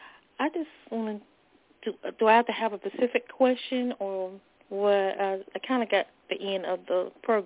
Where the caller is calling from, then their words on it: North Carolina, United States; I'm calling from North Carolina.